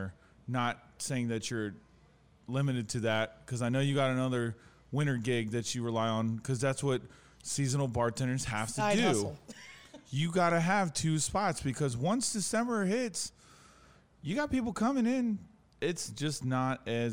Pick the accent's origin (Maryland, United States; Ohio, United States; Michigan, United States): Maryland, United States; PG County; also born or lived in Annapolis, Maryland; I grew up in Maryland. I grew up in Maryland my whole life, but I grew up in PG County. So, you know, I live in Annapolis now.